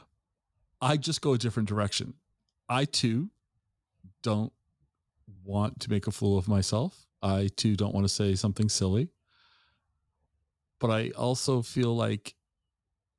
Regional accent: Tacoma, Washington, United States; I grew up in the Tacoma in the 70s and 80s.

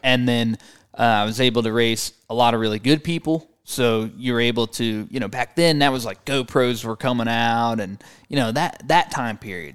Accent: St. Louis, Missouri, United States; I grew up in Saint Louis, Missouri.

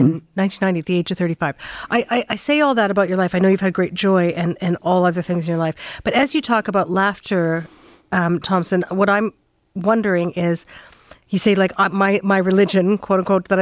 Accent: Saskatchewan, Canada; now in Toronto, Canada; I grew up in Saskatchewan

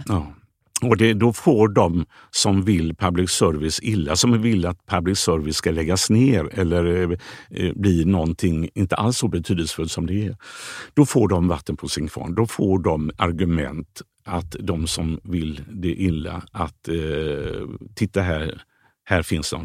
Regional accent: Gothenburg, Västra Götaland, Sweden; moved away; Skulle jag vilja flytta tillbaka till Biskopsgården? Om jag eh, med barn och så, där jag är uppvuxen idag?

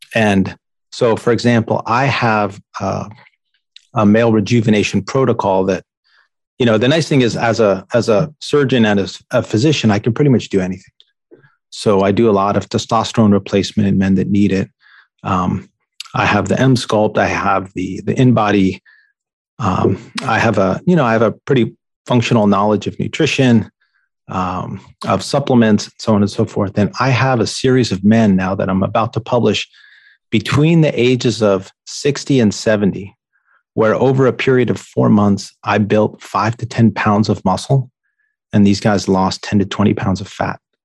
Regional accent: New York, United States; I grew up in New York

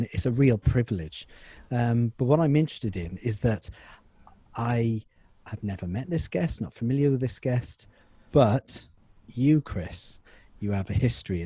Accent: Wales, United Kingdom; I'm a Welshman

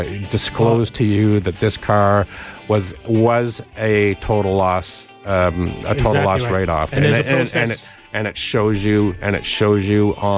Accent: London, United Kingdom; Because I'm from London, Jeff.

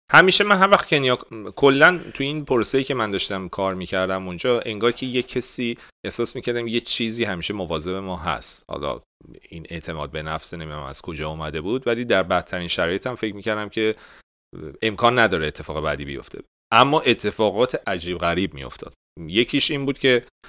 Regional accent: Iran; گفتیم ایرانی

